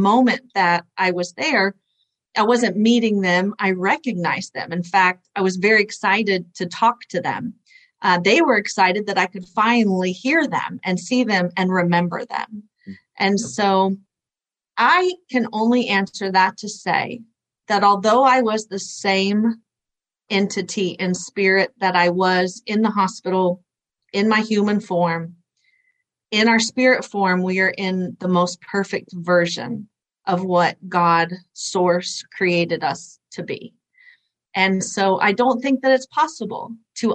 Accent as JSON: {"language": "English", "region": "Oklahoma", "country": "United States", "tie": "born or raised there", "said": "I was raised in Bible Belt of Oklahoma"}